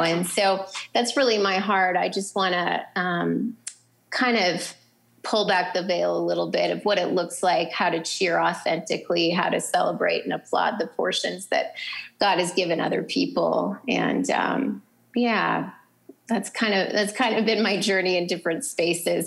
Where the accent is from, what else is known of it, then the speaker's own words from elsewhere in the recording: North Dakota, United States; moved away; I'm originally from North Dakota, so you know, great people, wonderful accents.